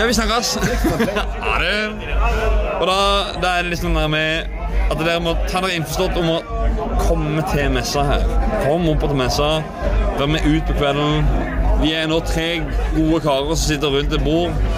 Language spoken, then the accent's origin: Norwegian; Northern Norway, Norway; Vi andre andre fra Nord-Norge